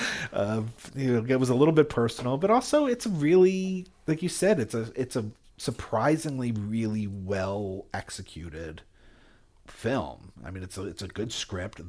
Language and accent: English; Jersey Shore, New Jersey, United States; moved away; also born or lived in Philadelphia / Albany; I grew up in Jersey Shore